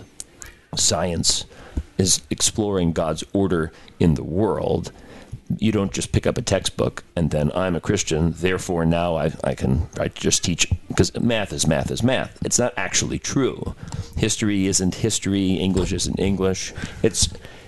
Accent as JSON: {"language": "English", "area": "Long Island", "region": "New York", "country": "United States", "also_born_or_lived": "Casper, Wyoming", "moved": "yes", "lives_now": "Houston, United States", "said": "as a New Yorker from Long Island."}